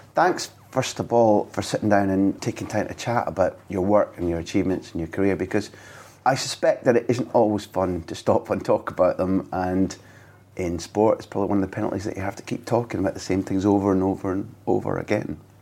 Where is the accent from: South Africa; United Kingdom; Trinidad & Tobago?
United Kingdom; I grew up thinking that in the British culture